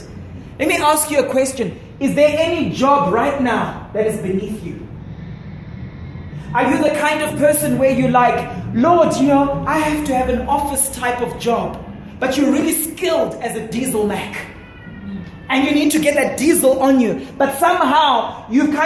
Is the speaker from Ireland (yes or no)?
no; Zimbabwe; where we grew up in Zimbabwe, big gardens, big yards, and so on